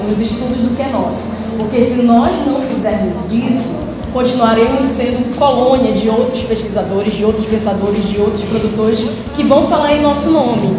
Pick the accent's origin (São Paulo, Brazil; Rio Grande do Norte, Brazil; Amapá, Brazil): Amapá, Brazil; Porto Grande; que cresci no Porto Grande